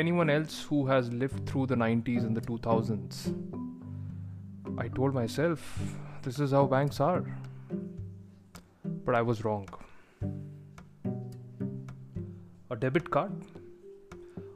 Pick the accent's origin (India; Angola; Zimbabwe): India; moved away; back in my home country of India